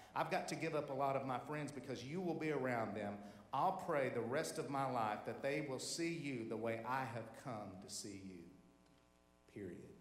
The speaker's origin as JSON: {"language": "English", "town": "Tulsa", "region": "Oklahoma", "country": "United States", "tie": "born or raised there", "said": "our high school was over there in northwest Tulsa, Oklahoma"}